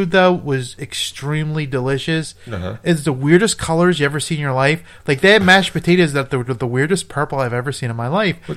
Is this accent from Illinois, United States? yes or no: no; Indiana, United States; Hi, I'm actually from Indiana.